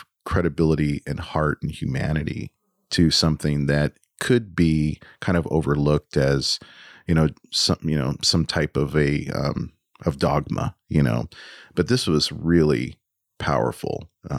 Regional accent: United States; as an American

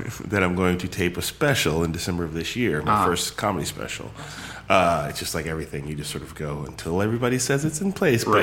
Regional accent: Palo Alto, California, United States; born there; I was born in Palo Alto. I just didn't grow up out here.

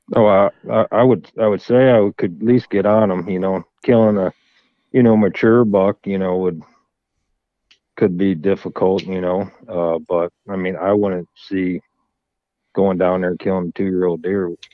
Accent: Florida, United States; now in Michigan, United States; I'm originally from Florida, and um, we always, you know, dad grew we grew up hunting

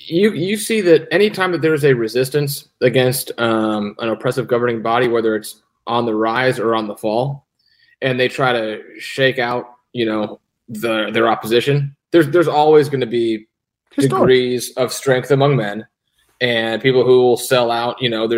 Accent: St. Louis, Missouri, United States; I'm from Northside St. Louis. I'm not doing that shit.

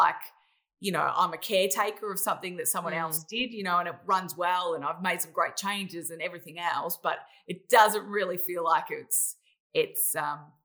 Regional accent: Australia; I'm really an Australian, as you could probably hear by my voice

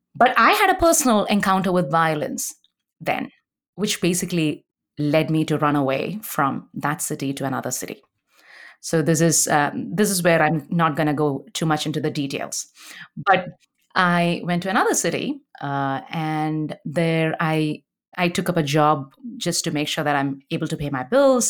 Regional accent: India; English is a second language; moved away as an adult; now in Canada; I wear a bindi to indicate my culture as an Indian

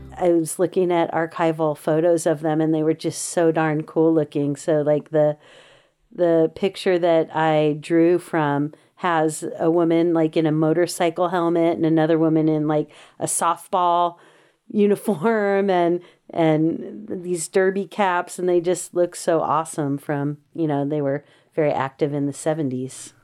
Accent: Los Angeles, California, United States; moved away as an adult; now in Berkeley, United States; I grew up in the South Bay of Los Angeles. People may know San Pedro

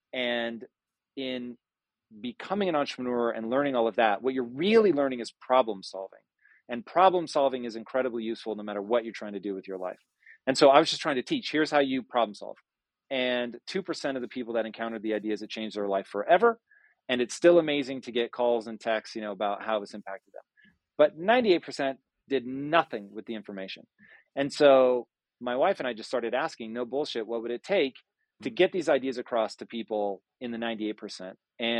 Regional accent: California, United States; I grew up hard here in Southern California

